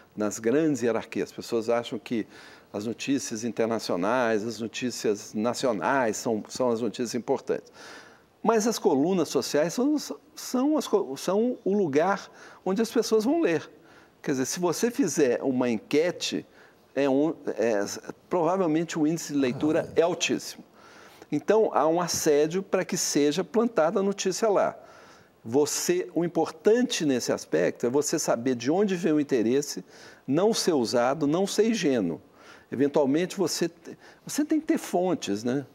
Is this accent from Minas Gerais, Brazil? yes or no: yes; Minas Gerais, Brazil; eu sou mineiro